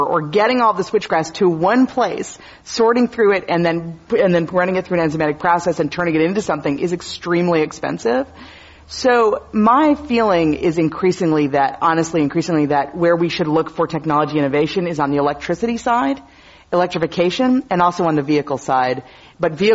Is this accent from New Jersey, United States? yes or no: no; Wisconsin, United States; now in California, United States; my home state. So I'm always happy to talk about Wisconsin